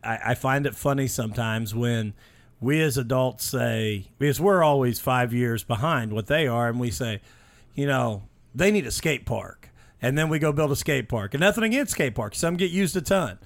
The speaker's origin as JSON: {"language": "English", "town": "Mitchell", "region": "Indiana", "country": "United States", "tie": "born or raised there", "said": "I grew up in Mitchell, Indiana, just south of here"}